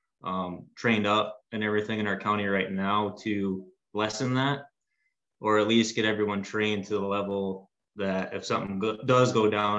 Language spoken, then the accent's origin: English; Marquette, Michigan, United States; I'm from Marquette, Michigan, up in the UP